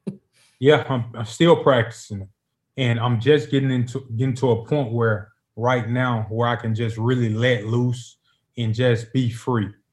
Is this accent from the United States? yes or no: yes; Memphis, Tennessee, United States; moved away as an adult; now in Nashville, United States; I'm from Memphis, right down the road